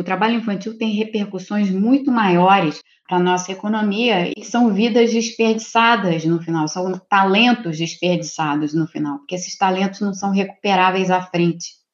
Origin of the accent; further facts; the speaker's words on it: Rio de Janeiro, Brazil; eu sou do Rio de Janeiro